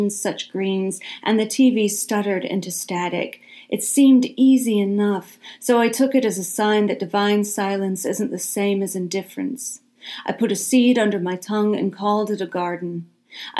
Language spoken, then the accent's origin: English; Deep South, United States; accent: Southern; I am extremely Southern, or at least was born and raised in the Deep South, and I live here now